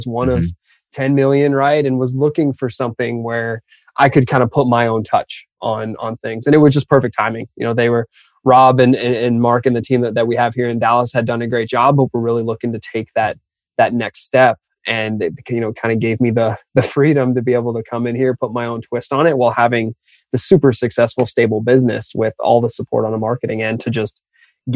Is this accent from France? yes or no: no; just outside of Toronto, Ontario, Canada; also born or lived in Austin; now in United States; being a Canadian kid, my family's all still up just outside of Toronto